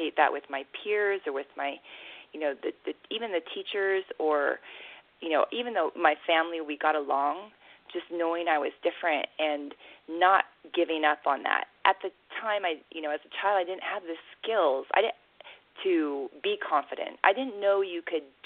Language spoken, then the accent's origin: English; Pacific Northwest, United States; born or raised there; moved away as an adult; also born or lived in Korea / Africa / Latin America / Asia